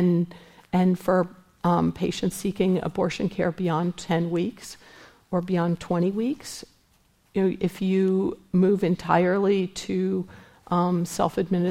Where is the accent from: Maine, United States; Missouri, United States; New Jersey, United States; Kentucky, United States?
Missouri, United States; now in San Francisco, United States; I'm from Missouri